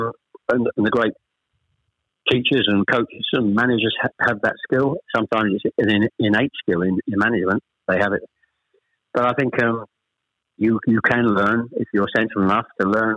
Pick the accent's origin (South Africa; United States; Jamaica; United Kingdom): United Kingdom; Chelmsford, East of England; also born or lived in Ashton-under-Lyne, Greater Manchester; I was born in Ashton under Lyne. We actually moved south to Chelmsford when I was probably, I was the eldest of three, when I was probably about seven or eight